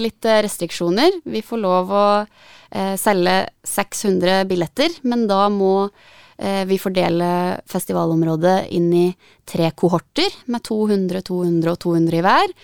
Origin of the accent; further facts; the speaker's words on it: Gjøvik, Innlandet, Norway; Da jeg vokste opp på Gjøvik og var 18-19